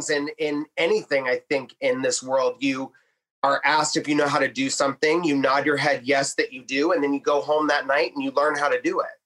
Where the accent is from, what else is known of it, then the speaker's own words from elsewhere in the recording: New Mexico, United States; born there; now in Detroit, United States; originally from, I was born in New Mexico. Uh, my mother left New Mexico, went to Colorado, and then I think Ohio was next because I have a great aunt that lives there.